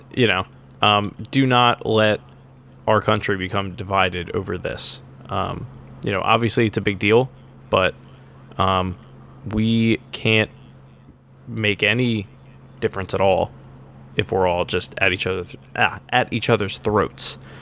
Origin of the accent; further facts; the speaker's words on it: Horsham, Pennsylvania, United States; Horsham, which my hometown